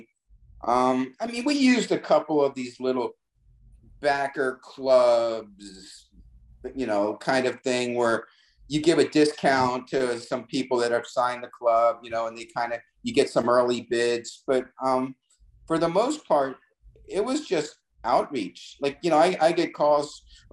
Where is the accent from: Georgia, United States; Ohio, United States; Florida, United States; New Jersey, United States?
New Jersey, United States; I'm from from New Jersey